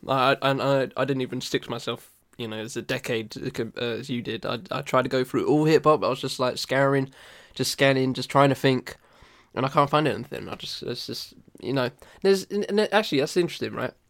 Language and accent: English; United Kingdom; I'm British